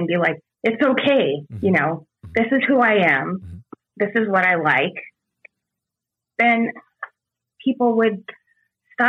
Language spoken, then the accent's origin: English; San Diego, California, United States; I'm from San Diego